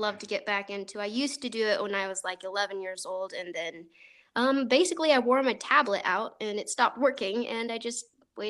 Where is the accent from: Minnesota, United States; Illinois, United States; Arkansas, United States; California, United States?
Illinois, United States; near Eureka; near my hometown. It was in Eureka, Illinois. I don't know if anyone knows where that is. It's a small, itty-bitty little town.